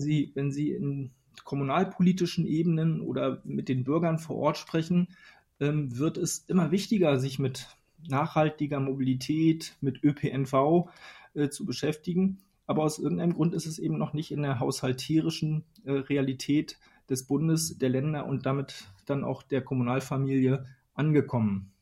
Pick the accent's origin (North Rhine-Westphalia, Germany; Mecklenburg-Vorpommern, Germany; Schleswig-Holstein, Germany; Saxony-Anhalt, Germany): Mecklenburg-Vorpommern, Germany; Western Pomerania; now in Berlin, Germany; in meiner Heimat in Vorpommern, also in einem der ländlichsten Regionen Deutschlands oder hier in Berlin